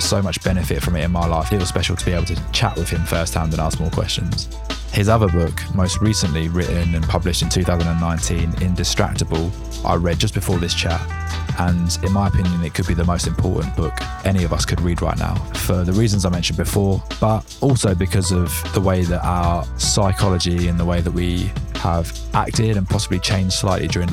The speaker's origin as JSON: {"language": "English", "region": "England", "country": "United Kingdom", "said": "as an English tourist"}